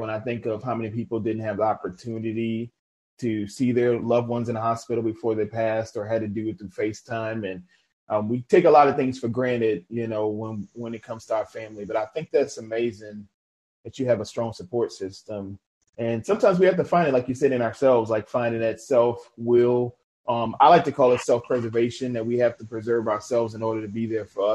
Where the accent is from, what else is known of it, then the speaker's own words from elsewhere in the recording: New Orleans, Louisiana, United States; also born or lived in McComb, Mississippi; my hometown of New Orleans